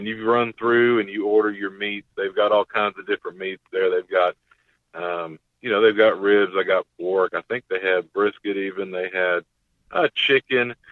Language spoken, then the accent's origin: English; Texas, United States; my home state of Texas